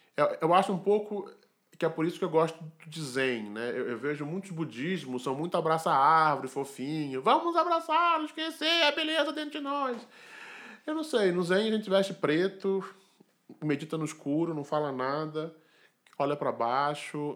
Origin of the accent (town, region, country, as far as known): Brazil; born or raised there